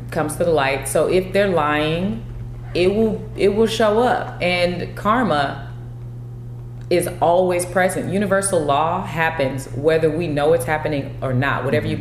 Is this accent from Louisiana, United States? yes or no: no; California, United States; I'm from Cali